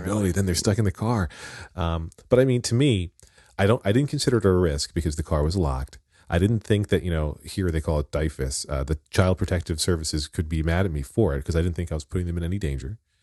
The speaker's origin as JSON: {"language": "English", "town": "Wyomissing", "region": "Pennsylvania", "country": "United States", "tie": "born or raised there", "said": "I grew up in Wyomissing, Pennsylvania"}